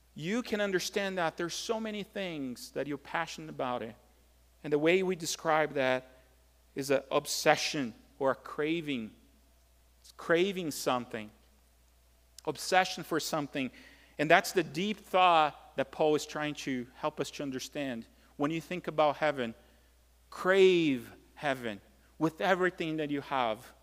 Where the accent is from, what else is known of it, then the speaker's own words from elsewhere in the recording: Brazil; moved away; growing up in Brazil